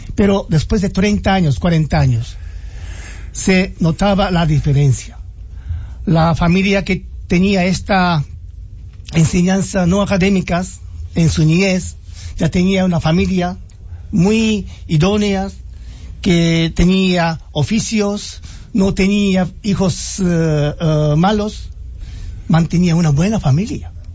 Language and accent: Spanish; Nagano, Japan; Spanish is a second language; moved away as an adult; now in Dominican Republic; mi pueblo donde nací es muy montañoso como Constanza, ya que no tenía ningún recursos, tenía más templos allá